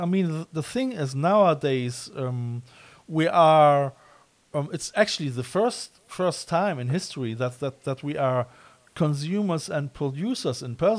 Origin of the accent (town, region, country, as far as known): Germany